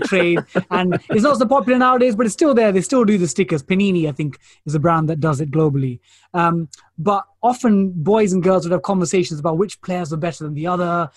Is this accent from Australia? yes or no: no; London, United Kingdom; So my parents are Indian, but I'm, I'm born and raised in East London.